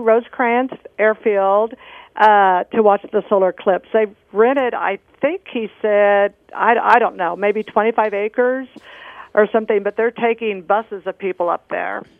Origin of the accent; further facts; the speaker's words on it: Northwest Missouri, United States; I grew up in Northwest Missouri and I spent a lot of time in St. Joe